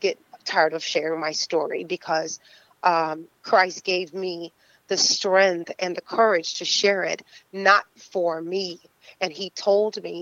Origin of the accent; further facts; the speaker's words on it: Fort Lauderdale, Florida, United States; also born or lived in Tampa; growing up in Fort Lauderdale, well, we lived in Tampa and then coming to Fort Lauderdale